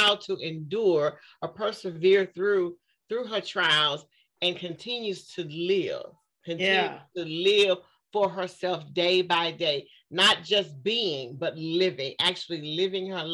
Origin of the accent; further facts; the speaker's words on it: Waco, Texas, United States; I was born in Waco, Texas. I'm a Southern girl.